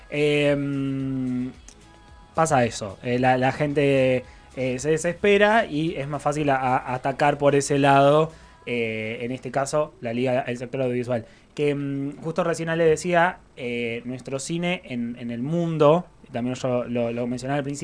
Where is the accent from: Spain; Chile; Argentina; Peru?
Argentina